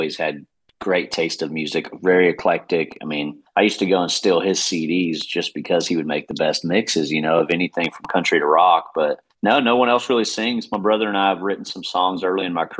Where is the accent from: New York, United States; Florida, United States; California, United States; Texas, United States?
Texas, United States; Houston; I was actually stationed in my hometown, Houston